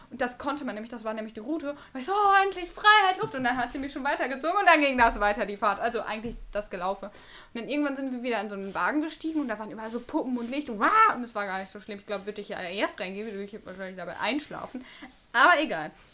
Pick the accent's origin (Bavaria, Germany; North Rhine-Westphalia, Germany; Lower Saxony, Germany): North Rhine-Westphalia, Germany; Bocholt; now in Münster, Germany; ich bin in Bocholt groß geworden. Das sind 90 Kilometer von hier. 14 Jahre meines Lebens habe ich da verbracht